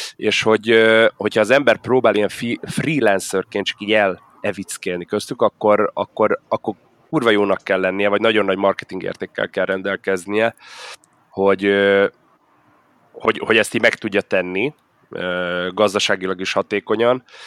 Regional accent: Budapest, Hungary; én budapesti vagyok

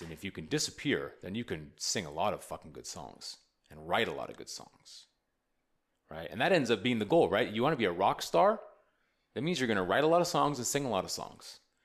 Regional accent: United States; now in Austin, United States; I'm an American poet. I'm an American artist.

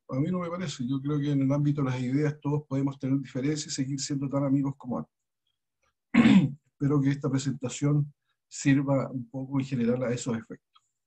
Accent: Chile; somos los chilenos

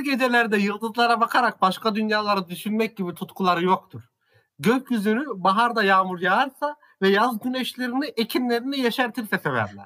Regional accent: Central Anatolia, Turkey; also born or lived in Ankara; İç Anadolu'da yaşıyorum. İç Anadolu'da doğdum büyüdüm

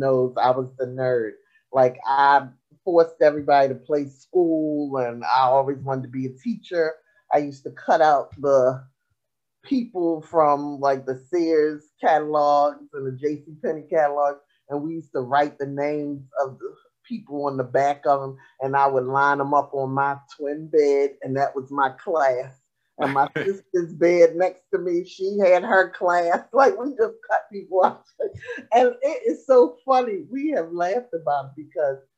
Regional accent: Baltimore, Maryland, United States; I am from Baltimore

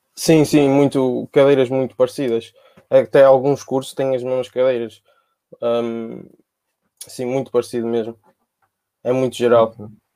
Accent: Porto, Norte, Portugal; eu sou cá do Porto

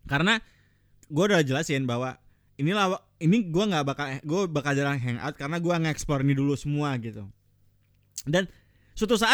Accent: Padang, West Sumatra, Indonesia; born there; gue emang lahir di Padang cuman gue, gue turunannya bukan Padang gue Jawa

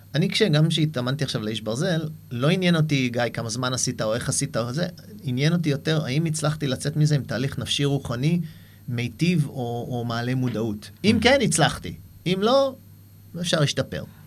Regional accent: Haifa, Haifa District, Israel; moved away as an adult; also born or lived in New York, United States; גדלתי בחיפה

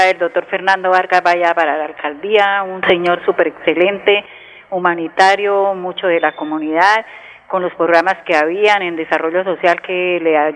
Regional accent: Santander, Colombia; nosotros somos gente que toda la vida somos de acá, de Santander, viviendo acá

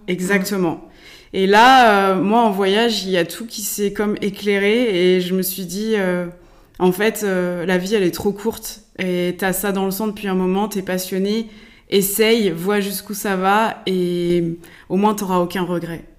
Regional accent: Laval, Pays de la Loire, France; je suis mayonnaise pure souche. Hein. je suis née à Laval

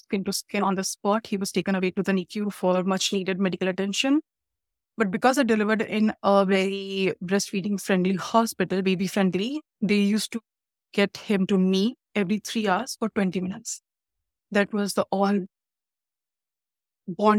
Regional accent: India; now in Canada; I'm from India

